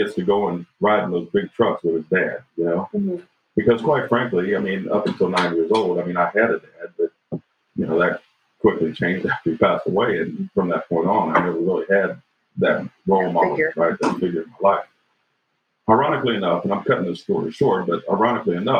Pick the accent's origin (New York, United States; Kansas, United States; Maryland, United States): Kansas, United States; Chanute; also born or lived in Fort Scott, Kansas; We moved from Fort Scott to Chanute, Kansas.